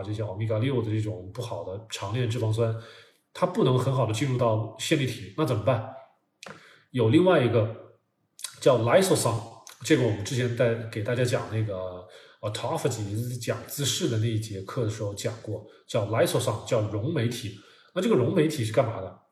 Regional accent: China; 我们中国人

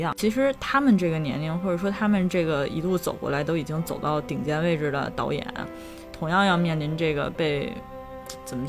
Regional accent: China; 这个力量感可能还是源自于说绝大部分源自于我是一个中国人，我自己本身就知道根本矛盾在什么地方。

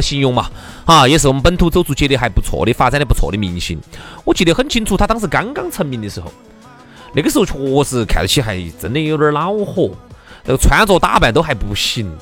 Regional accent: Chengdu, Sichuan, China; 我们成都人

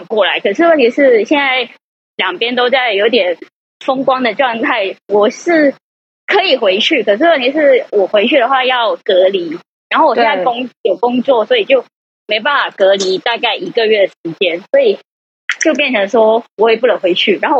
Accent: Guangdong, China; moved away as an adult; now in Taiwan; 因为我是广东人嘛。

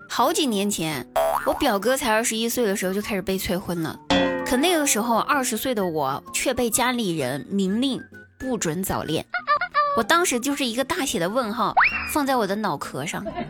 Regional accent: Guizhou, China; moved away; 我们老家哈，我们贵州的，我们贵州老家那边

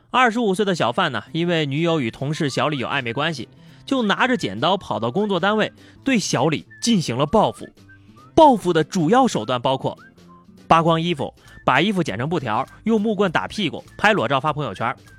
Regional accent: China; 作为一个中国人

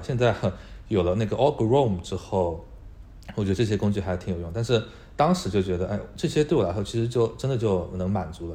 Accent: Hangzhou, Zhejiang, China; moved away as an adult; now in Australia; 之前我在国内的时候，我跟西瓜其实是在同一个城市，都是在杭州的。我在杭州长大，啊，然后在杭州一直从小学读到了大学。之后，啊，在大学读的其实是，啊，经济专业

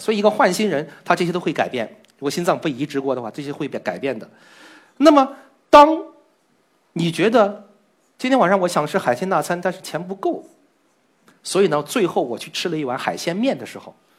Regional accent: Shanghai, China; 来自上海的汉字科博者

